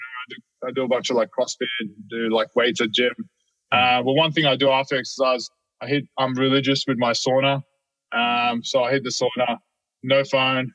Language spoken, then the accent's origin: English; Sydney, New South Wales, Australia; I grew up in Sydney in Australia